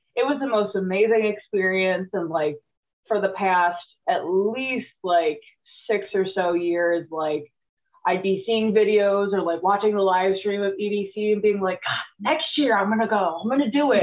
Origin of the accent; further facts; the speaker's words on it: Cleveland, Ohio, United States; I went to high school in the area